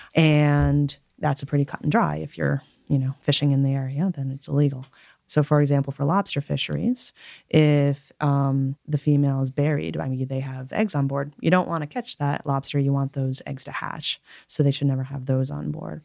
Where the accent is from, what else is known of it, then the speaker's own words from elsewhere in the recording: Connecticut, United States; moved away as an adult; also born or lived in Alaska; I was born and raised in Connecticut